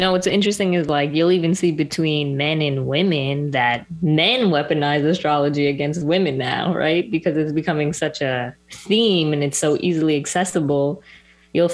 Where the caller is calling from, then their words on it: Ocala, Florida, United States; I'm …, and I'm joining you from Florida, Ocala, to be exact.